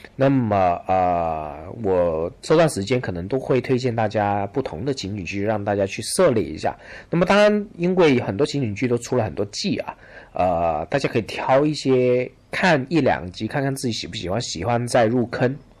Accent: China; 我们中国人在看美国

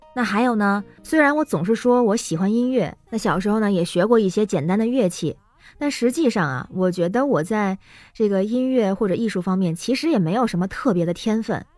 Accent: northern China, China; 我是北方人

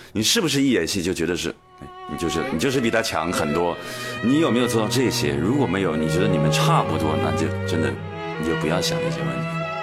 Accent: Northeast China, China; 因为我是东北人嘛

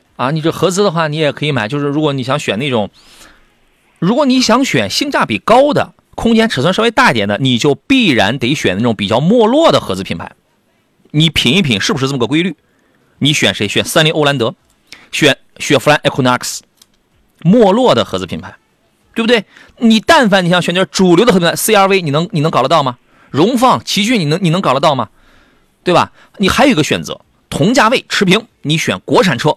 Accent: Qingdao, Shandong, China; 我是那个崂山的，青岛崂山

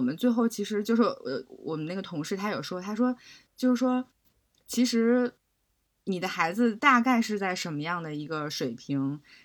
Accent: Beijing, China; 我也是在那个海淀区长大

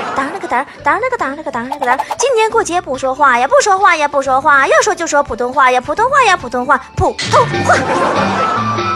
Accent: Northeast China, China; accent: Northeastern Mandarin (东北话); 我的东北话口音

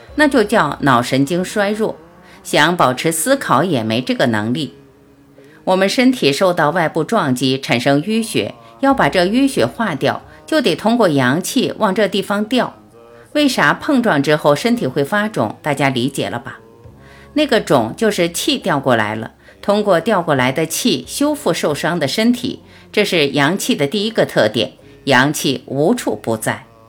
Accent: China; 我们中国人

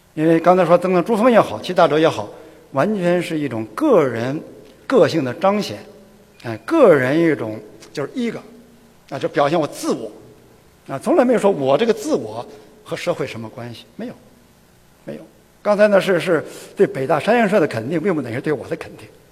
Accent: China; 我是中国人年龄最大的

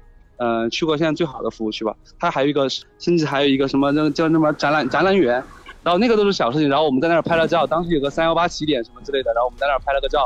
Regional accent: Hechuan, Chongqing, China; 他说今年你回不回合川，就是我老家

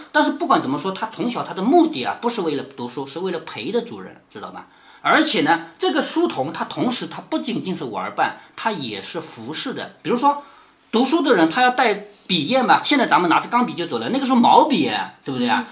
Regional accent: China; 我们中国人其实是没有佛教信仰的

